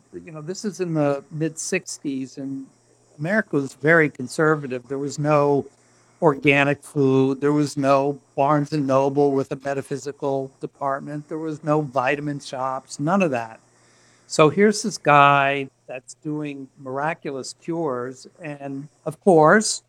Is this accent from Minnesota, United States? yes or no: no; Miami, Florida, United States; I grew up in Miami